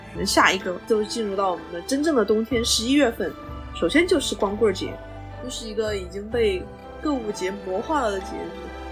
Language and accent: Chinese; Wanzhou, Chongqing, China; 我们老家是万州那边儿的